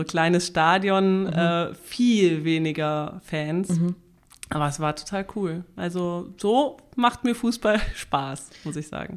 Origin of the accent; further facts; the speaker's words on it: Germany; bei uns in Deutschland